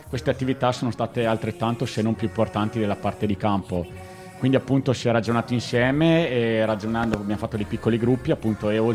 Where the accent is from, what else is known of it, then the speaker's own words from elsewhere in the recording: Trentino-Alto Adige, Italy; Noi trentini vi possiamo regalare una, dai.